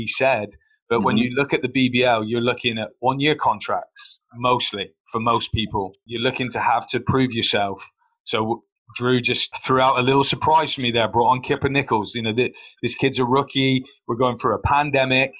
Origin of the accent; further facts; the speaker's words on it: Plymouth, South West England, United Kingdom; My failure came in my hometown